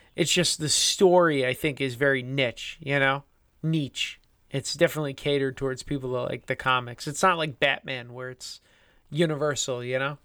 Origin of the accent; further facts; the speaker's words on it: United States; We're America, we're from the United States